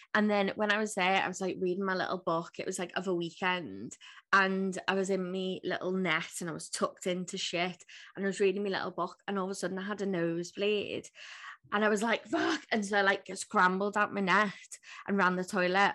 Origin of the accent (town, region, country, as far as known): Liverpool, North West England, United Kingdom